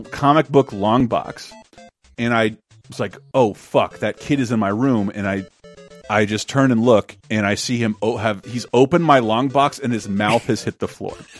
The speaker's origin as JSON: {"language": "English", "region": "Florida", "country": "United States", "said": "I'm the one from Florida"}